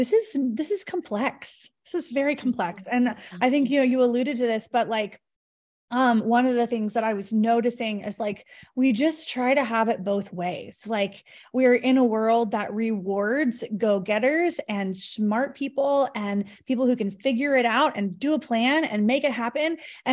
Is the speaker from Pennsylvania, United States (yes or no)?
no; Texas, United States; I'm originally from Texas, but I live in Northern California. I'm planning a move to SoCal in the next few months.